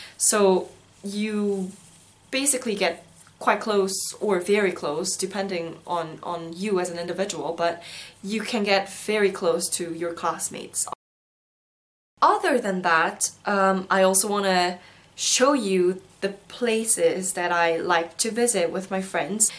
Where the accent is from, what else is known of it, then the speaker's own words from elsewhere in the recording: South Korea; also born or lived in Singapore; now in London, United Kingdom; I come from South Korea